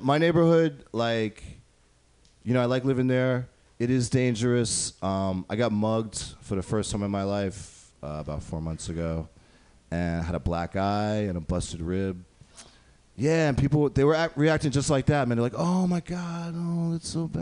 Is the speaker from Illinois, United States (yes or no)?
no; upstate New York, United States; I'm not from New York City, I'm from upstate.